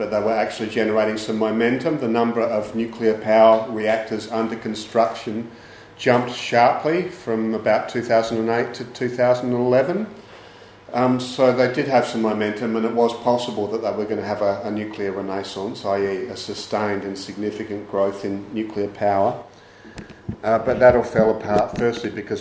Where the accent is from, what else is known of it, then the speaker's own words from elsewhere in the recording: South Australia, Australia; now in Victoria, Australia; I'm South Australian and I've lived in Victoria for a long time